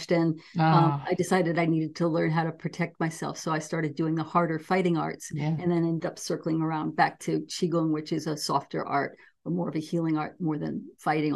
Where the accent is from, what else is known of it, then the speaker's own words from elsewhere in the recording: New York City, New York, United States; also born or lived in Weaverville, California; now in Oakland, United States; I grew up in New York City